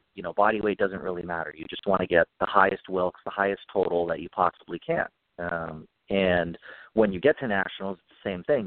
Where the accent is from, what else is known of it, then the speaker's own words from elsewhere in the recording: Nashua, New Hampshire, United States; I grew up in Nashua, New Hampshire, which is right on the Mass border, southern New Hampshire